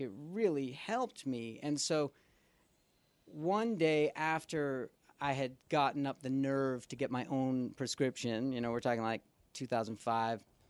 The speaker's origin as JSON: {"language": "English", "town": "Boston", "region": "Massachusetts", "country": "United States", "also_born_or_lived": "New York", "moved": "as an adult", "lives_now": "Los Angeles, United States", "said": "originally I'm from Boston"}